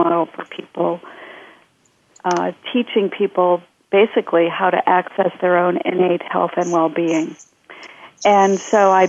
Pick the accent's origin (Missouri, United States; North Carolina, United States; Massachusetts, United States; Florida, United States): Massachusetts, United States; outside of Boston; moved away as an adult; also born or lived in Chicago; now in Bay Area, United States; I grew up outside of Boston